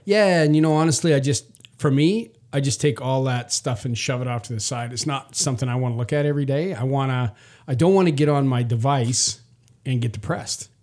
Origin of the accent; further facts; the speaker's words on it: Canada; moved away; I was raised in Canada.